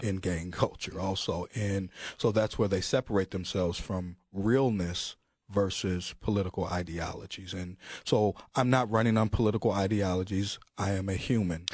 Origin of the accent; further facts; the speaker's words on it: Chicago, Illinois, United States; I'm from Chicago